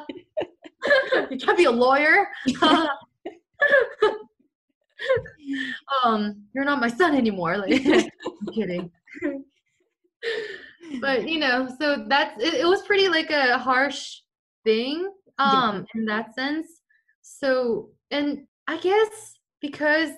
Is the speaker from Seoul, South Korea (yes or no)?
yes; Seoul, South Korea; moved away; also born or lived in Seattle, Washington, United States; I was born in Seattle in the United States, I was living in Korea for 10 years when I was a kid, since I was 5.